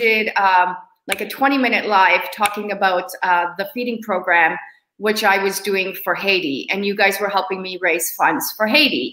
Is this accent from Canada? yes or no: yes; Hamilton, Ontario, Canada; being in Hamilton, my hometown, I've been here longer than I usually am.